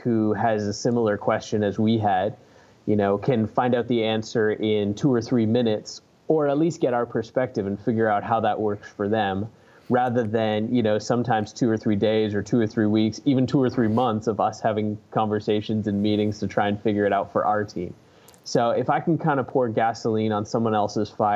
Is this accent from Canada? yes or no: yes; Canada; moved away as an adult; now in Fort Myers, United States; I was born and raised in Canada, and we moved here to Fort Myers about a year and a half ago